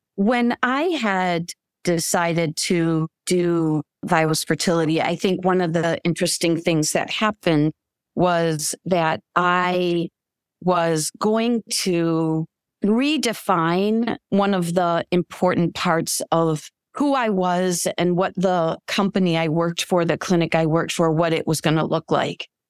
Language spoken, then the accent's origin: English; Michigan, United States; moved away as an adult; also born or lived in Chicago / Saint Louis; I was, uh, born and raised in Michigan